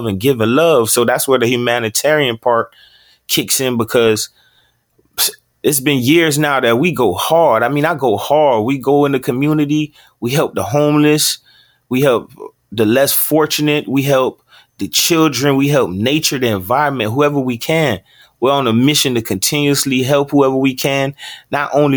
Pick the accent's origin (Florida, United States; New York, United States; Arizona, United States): Florida, United States; Opa-locka; also born or lived in Fort Lauderdale, Florida; I was actually born in Fort Lauderdale, Florida, but I was raised in Opa-locka, Florida. That's also in Miami.